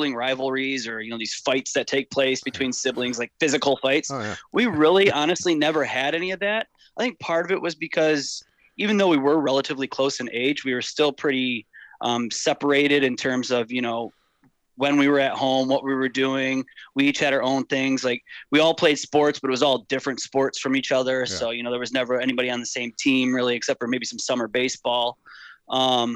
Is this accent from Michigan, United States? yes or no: yes; Clarkston, Michigan, United States; Born and raised in Clarkston, started off at North Sash Elementary, moved to Clarkston L in third grade, Clarkston Middle, Clarkston High School